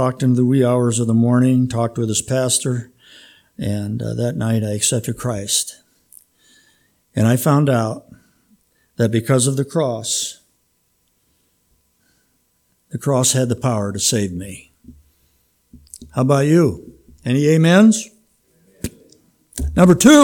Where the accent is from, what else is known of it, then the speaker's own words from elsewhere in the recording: Minnesota, United States; moved away; I have more cousins than Carter has little liver pills in Minnesota.